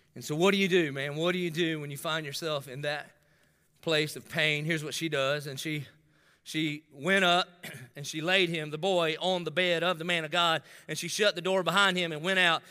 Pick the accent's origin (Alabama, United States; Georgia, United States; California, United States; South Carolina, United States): South Carolina, United States; Dillon; I grew up in Dillon